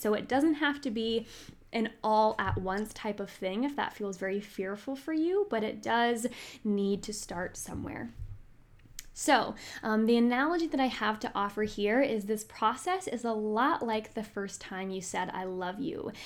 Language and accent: English; Northern Virginia, United States; I am from Northern Virginia